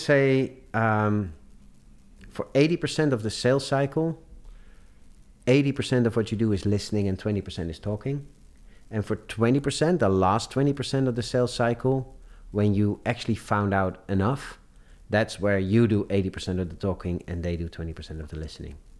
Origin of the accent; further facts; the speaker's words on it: Amsterdam, North Holland, Netherlands; I grew up in Amsterdam. I did all my studies in Amsterdam.